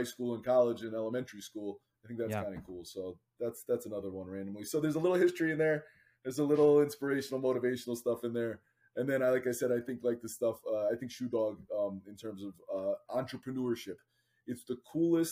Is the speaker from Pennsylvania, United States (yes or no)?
yes; Northeast Pennsylvania, United States; now in New Jersey, United States; I grew up in Northeast Pennsylvania